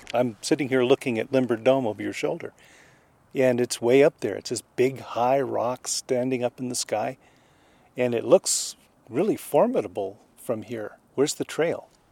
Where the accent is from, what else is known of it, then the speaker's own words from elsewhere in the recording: Los Angeles, California, United States; I grew up in Los Angeles